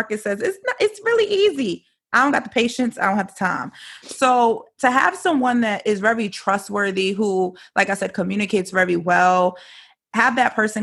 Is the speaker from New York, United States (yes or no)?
yes; New York City, New York, United States; moved away; I'm from New York originally